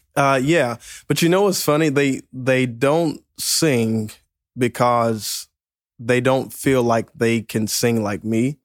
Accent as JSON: {"language": "English", "region": "Mississippi", "country": "United States", "moved": "yes", "lives_now": "Lexington Park, Maryland, United States", "said": "originally from uh, Mississippi, uh, but went to church in Pascagoula, Mississippi"}